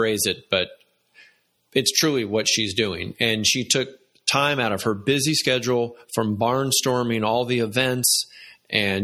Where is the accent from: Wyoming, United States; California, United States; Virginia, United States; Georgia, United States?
Georgia, United States; Atlanta; growing up in Atlanta and being a Southerner